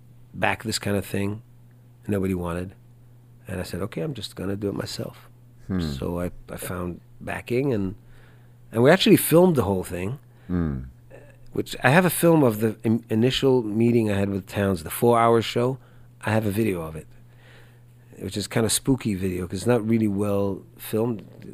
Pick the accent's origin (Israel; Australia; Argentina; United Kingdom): Israel; also born or lived in Spain; now in Houston, United States; Because I come from Israel, but I lived in Spain too